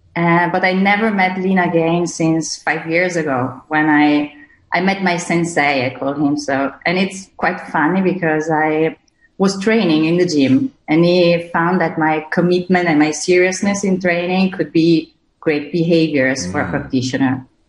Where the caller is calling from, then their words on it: Verona, Veneto, Italy; English is a second language; I'm coming from Verona. So Romeo and Juliet's town.